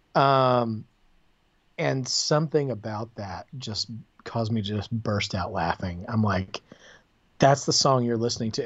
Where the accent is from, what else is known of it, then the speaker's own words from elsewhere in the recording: the South, United States; growing up in the South